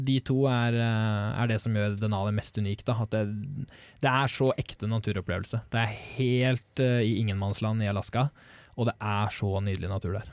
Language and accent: Norwegian; Norway; jeg og Håkon som nordmenn